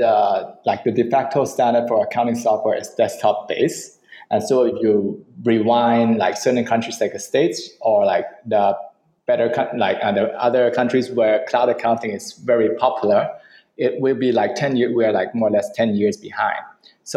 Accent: Thailand; English is a second language; also born or lived in China; I'm from Thailand

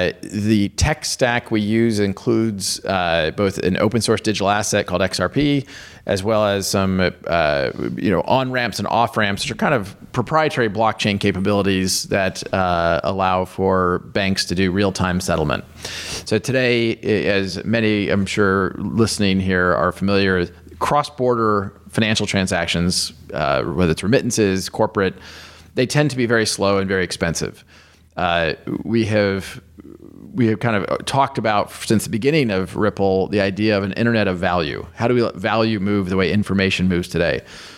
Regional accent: Kansas, United States; So I grew up in the United States in Kansas and went to the University of Kansas, and have always been gravitated toward technology.

